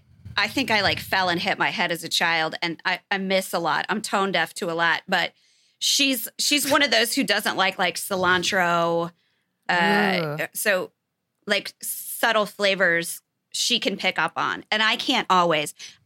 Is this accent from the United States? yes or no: yes; Nebraska, United States; now in Southern California, United States; We met in Southern California, but we're both from Nebraska, but we never met each other there. So we lived like a lot of our lives in Nebraska where it's cold.